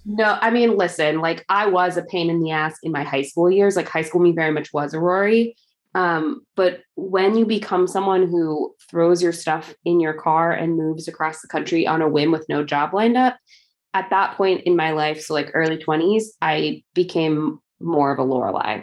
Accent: Chicago, Illinois, United States; I am from Chicago.

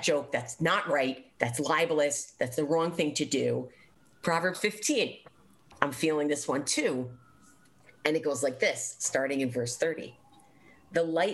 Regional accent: United States; as an American Jew

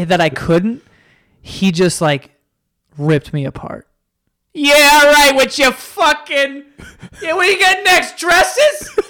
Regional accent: New York, United States; we're from New York

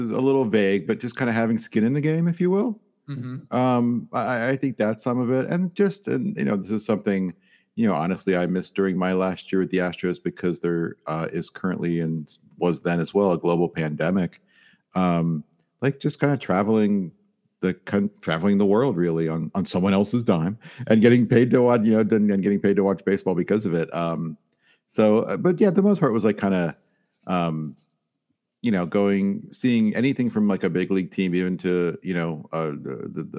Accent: Midwest, United States; I live in Illinois. I grew up, and I'm from the Midwest

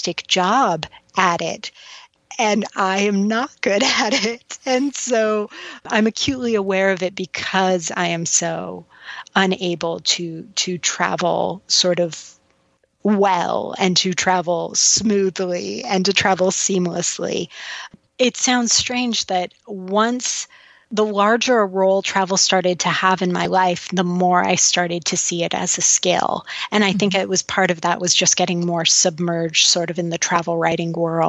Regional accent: United States; as an American and as a white woman

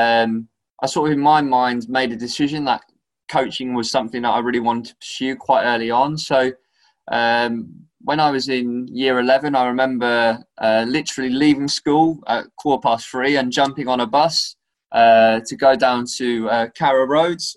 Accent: Norwich, East of England, United Kingdom; moved away; I'm originally from Norwich, and I was involved in doing camps with Norwich and playing for some grassroots teams

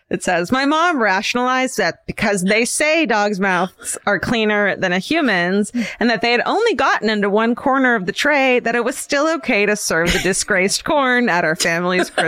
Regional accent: Midwest, United States; I should probably mention that we're from the Midwest.

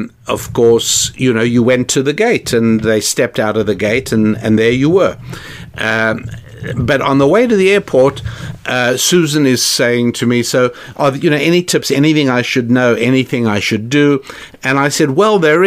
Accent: South Africa; moved away; Back when I was growing up in South Africa

